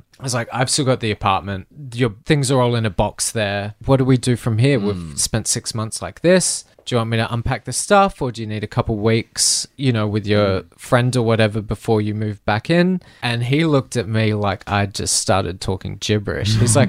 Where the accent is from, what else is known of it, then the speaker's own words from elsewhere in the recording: Adelaide, South Australia, Australia; moved away; Adelaide, which is also my hometown, which is also one of my least favorite places in the world.